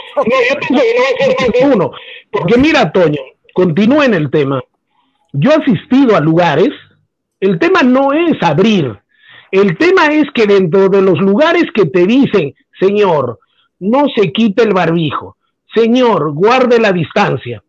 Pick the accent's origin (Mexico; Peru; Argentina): Peru